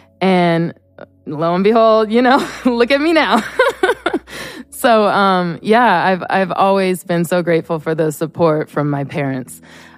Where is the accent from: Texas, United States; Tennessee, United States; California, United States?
California, United States; Chico; I'm from a small town in Northern California. Chico is my hometown. And so I grew up doing ballet, jazz, hip hop.